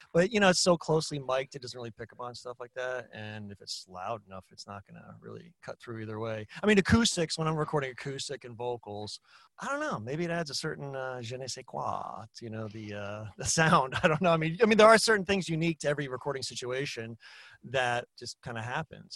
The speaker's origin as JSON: {"language": "English", "area": "Eastern Long Island, North Fork", "region": "New York", "country": "United States", "tie": "born or raised there", "said": "I grew up on Eastern Long Island. Out in the North Fork."}